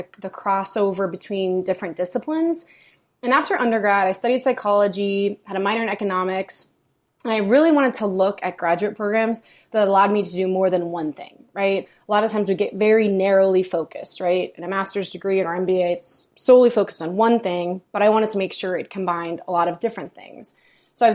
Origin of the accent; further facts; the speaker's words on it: New York, United States; born there; also born or lived in Virginia / California / Massachusetts; now in Austin, United States; So like Ricky, I'm kind of from all over. I was born in New York. We moved to Virginia, but I spent most of my life in California and Massachusetts.